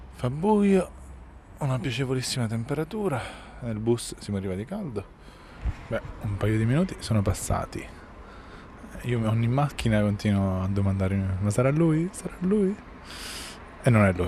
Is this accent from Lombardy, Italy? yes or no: no; Palermo, Sicily, Italy; born or raised there